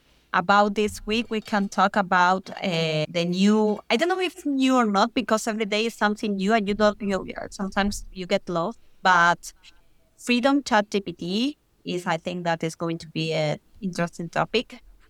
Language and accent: English; Argentina; English is a second language; moved away as an adult; now in Spain; Yes, I'm from Argentina. But it's very confused because now I live in Spain. I'm working in Spain, in Europe. But I'm born in Argentina.